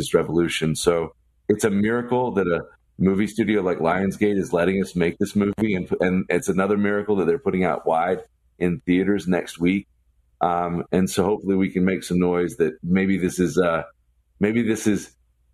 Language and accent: English; the South, United States; I'm from the South